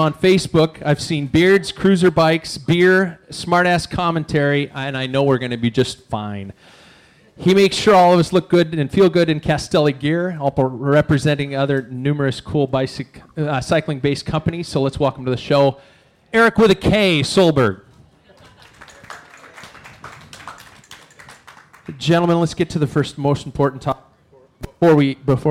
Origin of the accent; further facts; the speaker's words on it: Spokane, Washington, United States; also born or lived in Seattle, Washington; I'm from Spokane.